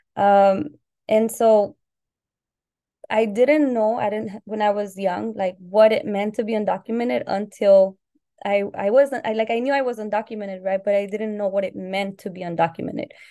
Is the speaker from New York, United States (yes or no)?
no; Southern California, United States; also born or lived in Colima, Mexico / Puerto Vallarta, Jalisco, Mexico; I arrived in the U S when I was six years old, so in the early nineties. Um, and I lived in Southern California, where I've lived most of my life